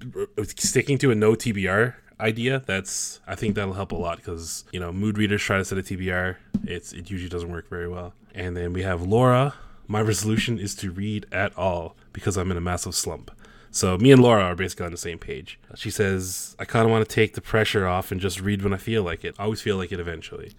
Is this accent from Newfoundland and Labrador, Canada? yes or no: yes; Newfoundland and Labrador, Canada; accent: Newfie; I'm a Newfoundlander, so that stereotypical Canadian accent you guys know about, like, you know, how, how, who she going E? That's, that's a Newfie thing